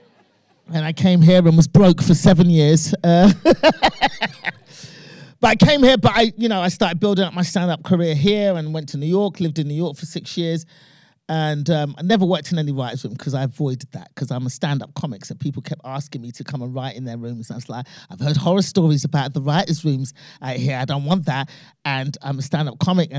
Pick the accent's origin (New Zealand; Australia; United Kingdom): United Kingdom; I'm British born, obviously, of Nigerian immigrant parents